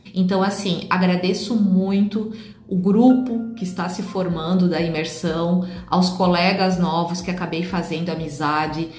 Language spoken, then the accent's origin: Portuguese; São Paulo, Brazil; tenho 43 anos, sou de São Paulo, capital, sou empresário